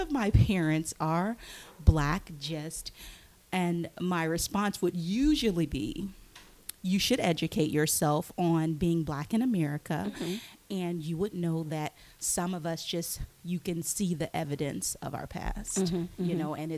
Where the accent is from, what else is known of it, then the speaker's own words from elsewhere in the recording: North Louisiana, United States; moved away; I am from a very small town in Louisiana, North Louisiana, nowhere near New Orleans